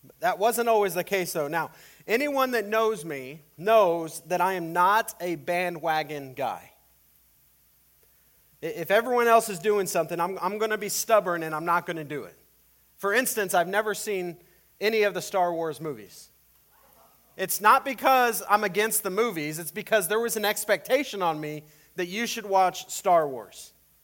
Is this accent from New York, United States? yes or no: no; El Paso, Texas, United States; now in Iowa, United States; when I was growing up in El Paso